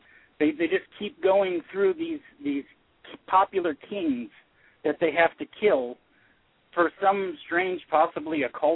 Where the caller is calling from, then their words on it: Tucson, Arizona, United States; I'm calling from like the deserts just outside of Tucson, Arizona.